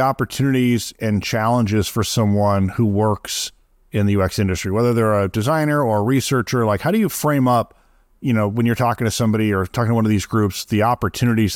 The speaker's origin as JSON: {"language": "English", "region": "Midwest", "country": "United States", "tie": "born or raised there", "said": "I grew up in the Midwest"}